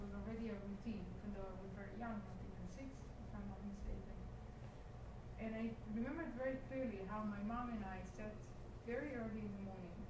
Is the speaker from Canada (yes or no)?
no; Israel; I'm from Israel, so Israel is by the Red Sea